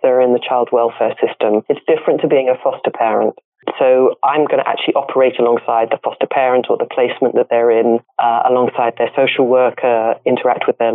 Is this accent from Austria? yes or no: no; Norfolk, East of England, United Kingdom; moved away as an adult; also born or lived in London; now in Los Angeles, United States; I grew up in England. Yeah. I actually grew up in an area called Norfolk, countryside